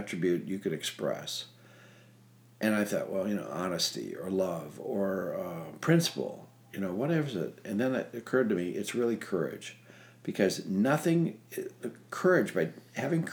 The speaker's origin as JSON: {"language": "English", "region": "Minnesota", "country": "United States", "tie": "born or raised there", "moved": "yes", "said": "I grew up in Minnesota"}